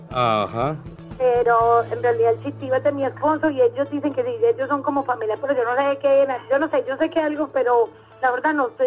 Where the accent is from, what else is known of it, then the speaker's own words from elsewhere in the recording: Medellín, Antioquia, Colombia; la paisita fue por, porque mi esposo es caleño, pero yo sí soy de Medellín